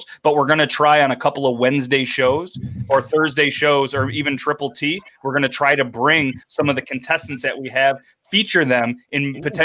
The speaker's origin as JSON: {"language": "English", "country": "United States", "said": "I'm American"}